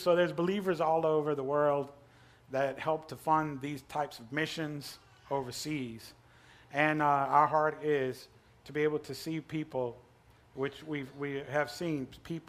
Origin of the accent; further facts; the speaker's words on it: Pumpkin Center, Louisiana, United States; moved away as an adult; also born or lived in India / Thailand / Cyprus; I'm from Pumpkin Center